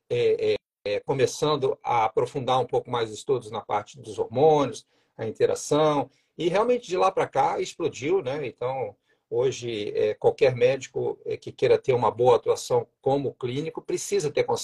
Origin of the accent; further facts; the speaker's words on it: Juiz de Fora, Minas Gerais, Brazil; also born or lived in Rio de Janeiro; now in Joinville, Brazil; eu sou mineiro, né? Sou de Juiz de Fora. Aí fiz a minha faculdade na Federal de Juiz de Fora, depois fui para o Rio de Janeiro, morei cinco anos lá